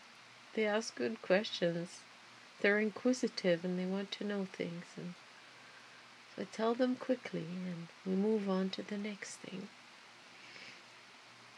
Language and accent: English; Canada; I'm really proud of being Canadian, and French Canadian